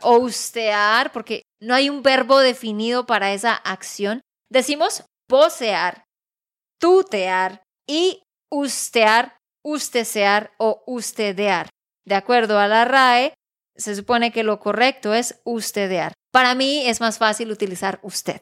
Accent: Santander, Colombia; de Santander, Colombia

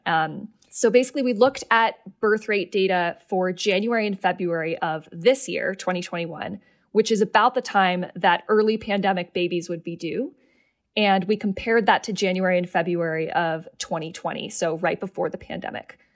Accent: Seattle, Washington, United States; I'm from Seattle.

